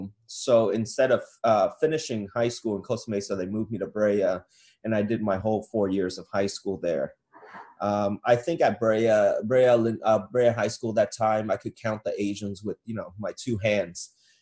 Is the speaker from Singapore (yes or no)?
no; Saigon, Ho Chi Minh City, Vietnam; Got it. So I grew up in Saigon, Vietnam, and my grandfather was part of the Vietnamese government, the Southern Vietnamese government.